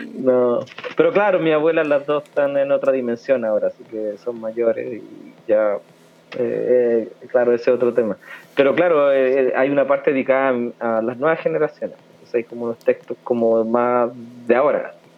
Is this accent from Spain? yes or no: no; Chile; soy chileno